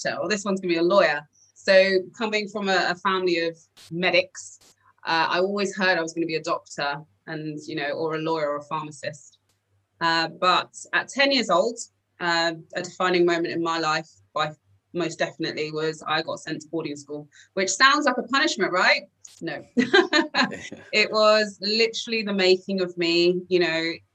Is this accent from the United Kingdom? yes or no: yes; London, United Kingdom; I grew up in Northwest London, and it's called Stonebridge Park, but everyone knows Wembley.